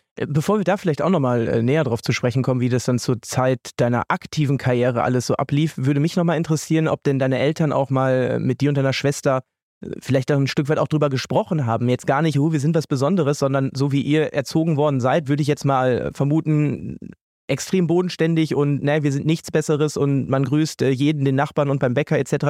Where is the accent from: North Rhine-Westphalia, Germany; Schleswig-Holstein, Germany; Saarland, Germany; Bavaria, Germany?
North Rhine-Westphalia, Germany; Münster; moved away; in Münster, in äh, meiner Heimat, dort, wo ich jetzt wieder lebe